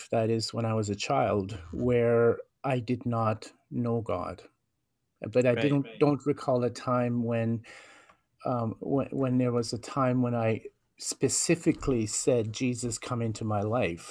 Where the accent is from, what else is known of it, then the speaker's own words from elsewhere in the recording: Norway House, Manitoba, Canada; moved away as an adult; also born or lived in Winnipeg; northern Manitoba, which is where I come from. I'm Cree, and I'm First Nation from the Norhouse Cree Nation. And so I was raised there